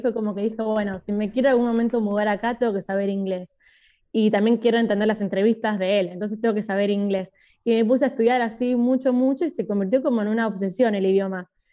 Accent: Buenos Aires, Argentina; also born or lived in Tres de Febrero, Buenos Aires Province / Oxford, England; Yo nací en Capital, pero vivo en el conurbano, tipo al lado de Capital igual. ¿En, pero, ¿en dónde? En el partido 3 de febrero, tipo zona oeste. Bien. Eh, pero nací en Devoto, o sea, casi ahí nomás.

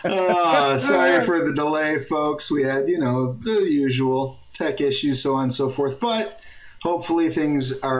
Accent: United States; I'm an American

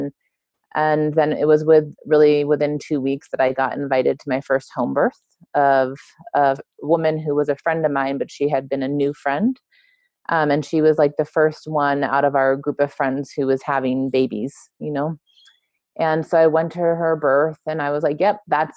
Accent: Los Angeles, California, United States; moved away as an adult; also born or lived in Mexico; I grew up in LA. I grew up in Southern California, and I grew up in close proximity to the border with Mexico.

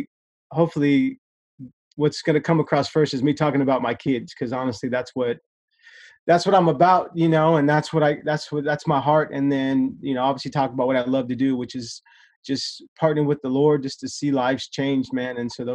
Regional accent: Stockton, California, United States; moved away as an adult; now in Redding, United States; I'm born and raised in Stockton, California. Right now, my current position, I've been in Reading for 4 years.

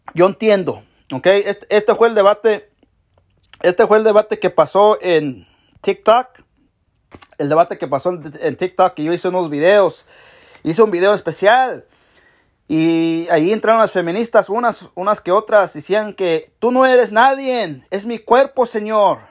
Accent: Mexico; now in United States; Yo soy mexicano

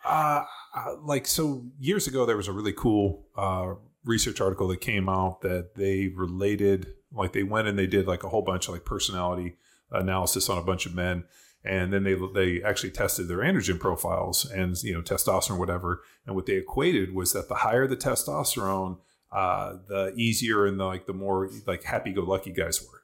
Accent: Torrance, California, United States; also born or lived in Berkeley / Orange County; I grew up in Torrance Palos Verdes.

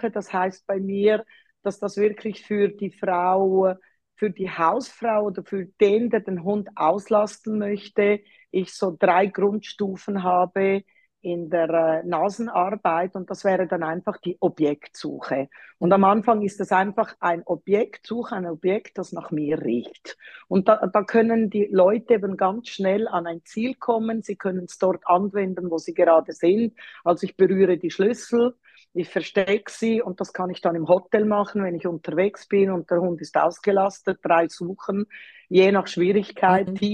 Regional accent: Zurich, Switzerland; ich bin in Zürich aufgewachsen, darum spreche ich auch Deutsch und habe mich dann mit einem Tessiner äh, verheiratet

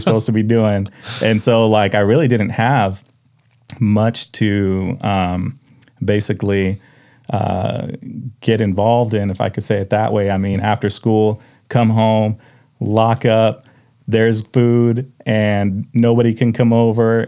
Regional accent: Tulalip, Washington, United States; also born or lived in Mukilteo, Washington; I grew up in Tulalip until about mid-sixth grade

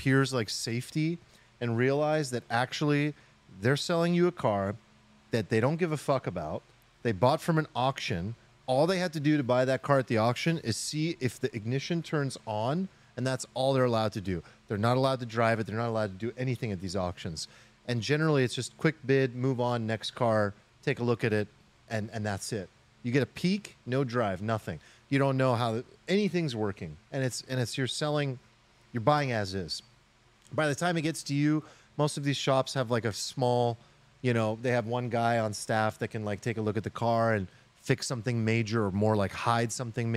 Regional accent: Sacramento, California, United States; growing up in Sacramento, it's just a different life

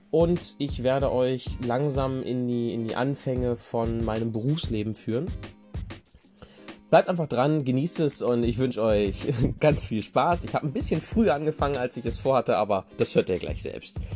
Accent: Hannover, Lower Saxony, Germany; born there; also born or lived in Rinteln; ich bin ursprünglich in Hannover geboren, meine Eltern hatten sich damals schon mal getrennt und dann bin ich irgendwann, weil meine Mutter einen neuen im Internet kennengelernt hat, bin ich dann nach Rinteln gezogen

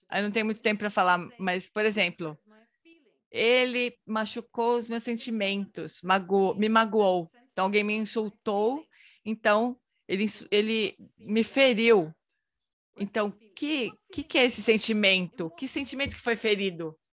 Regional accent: Brazil; Eu encontrei você três anos atrás em, em Dharamsala sou do Brasil.

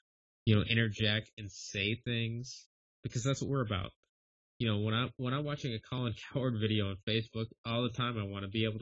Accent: Western Upper Peninsula, Michigan, United States; I'm from the Western UP.

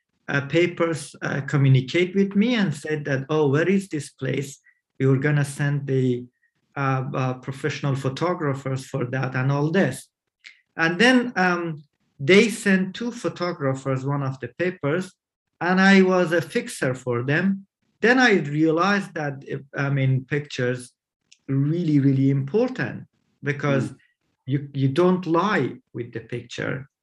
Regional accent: Iran; moved away as an adult; also born or lived in Kabul, Afghanistan; I was born in Kabul in 1981, and then due to communist regime problems and cruelty to the society and my family, we were fled to Iran when I was a baby. And I grew up in Iran

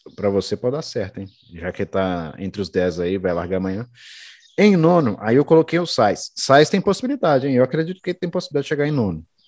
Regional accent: Brazil; a gente é brasileiro

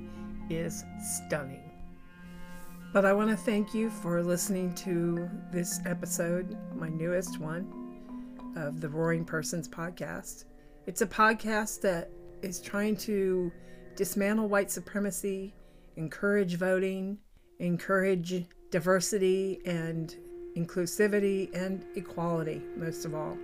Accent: Kansas, United States; I grew up in Kansas. I was born on the Missouri side of Kansas City, and then we moved to Kansas

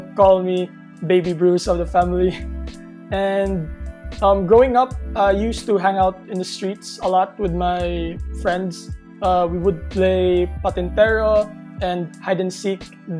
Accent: Cebu City, Central Visayas, Philippines; I was born and raised here in Cebu.

